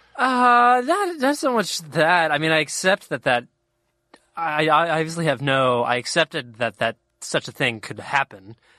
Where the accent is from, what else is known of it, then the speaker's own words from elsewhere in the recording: Cincinnati, Ohio, United States; I grew up in Cincinnati, Ohio, which is pretty, I think, pretty Midwestern